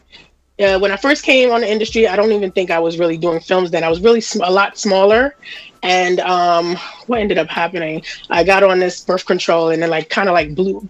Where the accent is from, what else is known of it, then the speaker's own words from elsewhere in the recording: New York City, New York, United States; I'm from Jamaica, Queens.